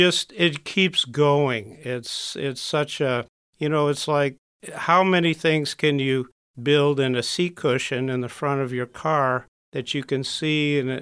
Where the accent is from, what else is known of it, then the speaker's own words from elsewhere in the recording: Birmingham, Michigan, United States; born there; I was born in Michigan, Birmingham, came up to Marine City all the summers, all the weekends, did farming, did boating